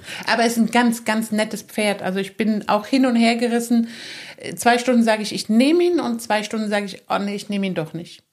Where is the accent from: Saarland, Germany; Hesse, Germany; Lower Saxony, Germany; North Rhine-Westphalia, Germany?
Saarland, Germany; moved away; Ich bin ja im Saarland aufgewachsen, ich bin da geboren